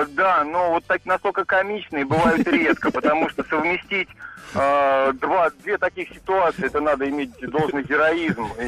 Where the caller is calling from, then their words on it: Voronezh, Voronezh Oblast, Russia